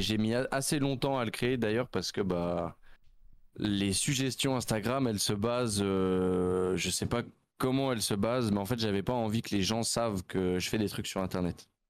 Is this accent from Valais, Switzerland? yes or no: no; Nyon, Vaud, Switzerland; Je viens du canton de Vaud. Je suis du canton de Vaud vers aux alentours de Nyon